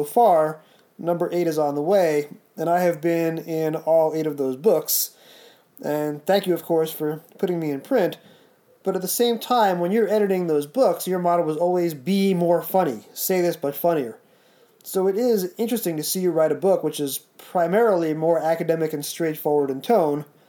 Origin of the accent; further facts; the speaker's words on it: New Jersey, United States; I grew up in the States watching the show on movie format